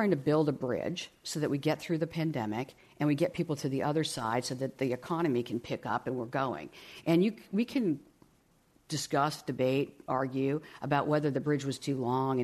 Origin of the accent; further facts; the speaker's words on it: Midwest, United States; I grew up in the Midwest.